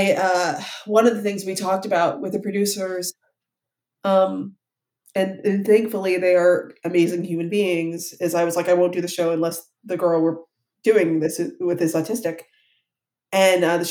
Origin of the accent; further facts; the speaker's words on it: Ohio, United States; I'm from Ohio.